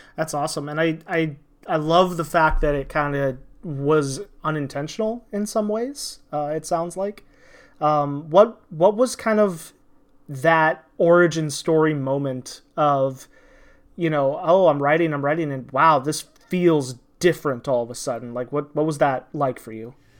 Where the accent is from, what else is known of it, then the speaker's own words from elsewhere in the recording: Indiana, United States; I grew up in Indiana